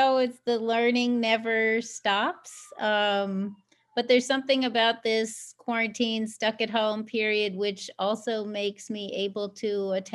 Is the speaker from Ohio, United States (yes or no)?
no; New York City, New York, United States; Growing up in New York City, I was mistaken for Dominican